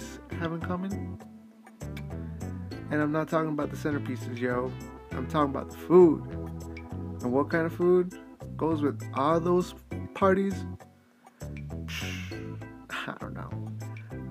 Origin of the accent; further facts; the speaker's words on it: Idaho, United States; Growing up in Idaho